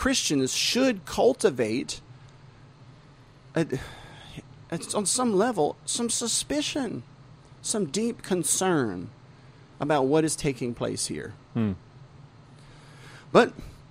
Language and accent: English; the South, United States; I was born and raised in the South. I'm a Southern man